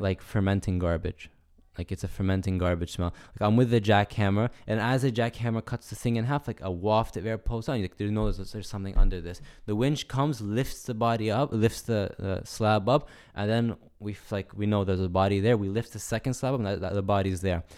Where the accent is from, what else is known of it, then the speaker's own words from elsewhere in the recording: United States; I'm American